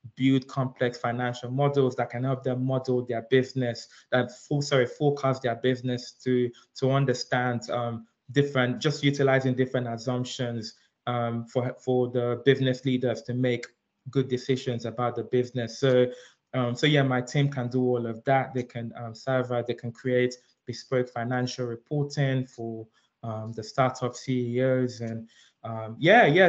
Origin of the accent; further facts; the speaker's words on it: London, United Kingdom; also born or lived in Nigeria; I'm Nigerian. I was um, I was born in Nigeria, but I grew up here in London